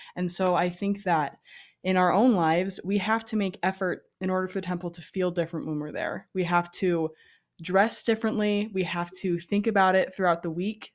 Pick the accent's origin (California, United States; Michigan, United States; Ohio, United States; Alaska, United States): Alaska, United States; moved away; I grew up in Alaska